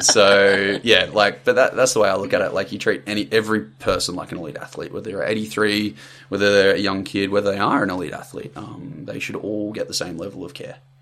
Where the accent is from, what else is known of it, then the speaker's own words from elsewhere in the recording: country Victoria, Australia; now in Sunshine Coast, Australia; so I'm from Country Vic originally. Uh, grew up like down there. Dad was military, so we moved around a lot. That sort of stuff in the Air Force. But yeah, ended up settling in Country Victoria. Grew up down there